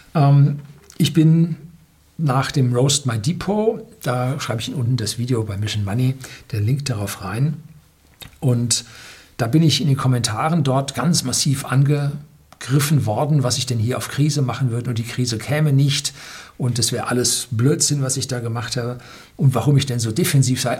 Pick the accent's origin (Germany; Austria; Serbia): Germany; hier bei uns in Deutschland